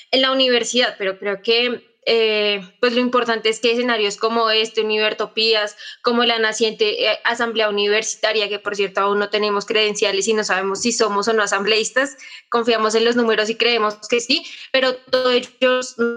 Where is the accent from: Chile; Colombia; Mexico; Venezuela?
Colombia; esa capacidad que tenemos como colombianos de reírnos de nuestra propia desdicha